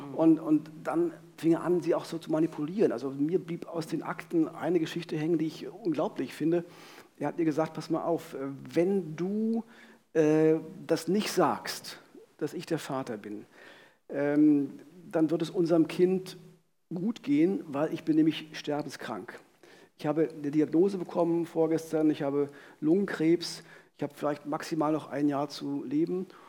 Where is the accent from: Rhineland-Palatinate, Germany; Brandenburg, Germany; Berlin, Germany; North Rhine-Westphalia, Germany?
Brandenburg, Germany; Frankfurt; in Frankfurt-Oder stattfindet, meiner Heimatstadt